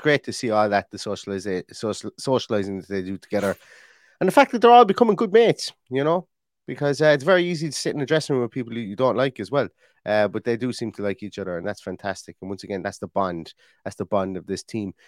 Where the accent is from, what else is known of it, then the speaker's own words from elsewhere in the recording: Limerick, Munster, Ireland; I was from Limerick